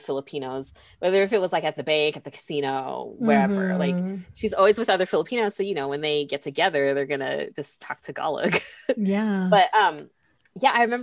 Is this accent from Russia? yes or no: no; United States; I was born in the United States. Like I am not from anywhere else